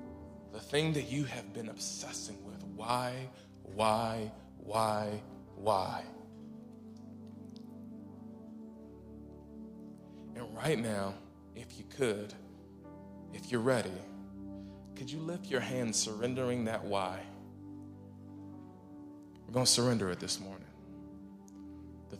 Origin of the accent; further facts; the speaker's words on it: Las Vegas, Nevada, United States; moved away; I'm from Las Vegas, and I went back to Vegas a few years ago